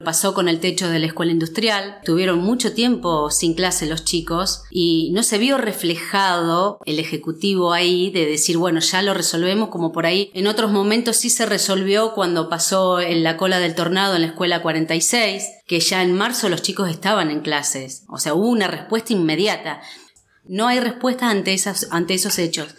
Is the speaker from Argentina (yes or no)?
yes; General Villegas, Buenos Aires Province, Argentina; No soy nacida acá en General Villegas, pero ya soy más de Villegas que, que de mi pueblo. Vine muy, muy pequeña, tenía 5 años cuando arribé acá a General Villegas.